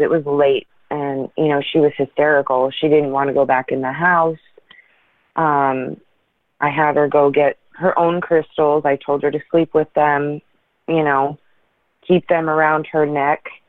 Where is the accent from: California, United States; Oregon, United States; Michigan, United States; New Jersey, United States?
Oregon, United States; Portland; now in Washington, United States; I'm from Portland, Oregon originally